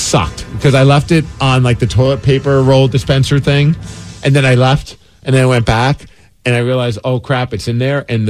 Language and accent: English; New York, United States; moved away; I grew up in New York and I went and spent a lot of time on subways